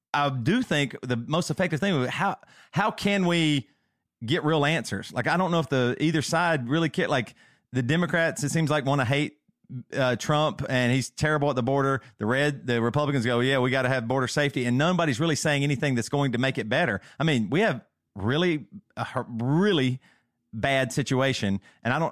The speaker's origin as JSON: {"language": "English", "region": "the South", "country": "United States", "said": "I'm from the South"}